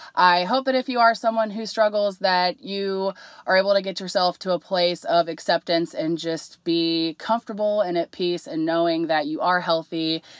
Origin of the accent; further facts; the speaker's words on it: Cincinnati, Ohio, United States; I'm from Cincinnati